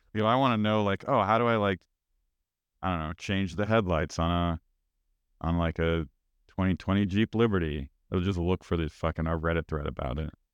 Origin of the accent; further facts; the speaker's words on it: United States; as an American